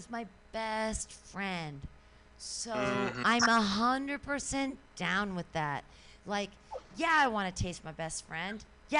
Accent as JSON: {"language": "English", "town": "San Francisco", "region": "California", "country": "United States", "said": "Well, I mean, I'm from San Francisco, and I've been to Burning Man a bunch of times."}